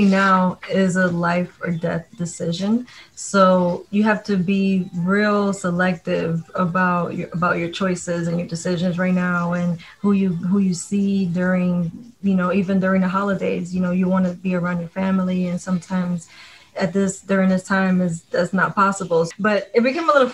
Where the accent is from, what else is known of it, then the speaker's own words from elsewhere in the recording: New York, United States; I grew up in New York. I grew up around hip hop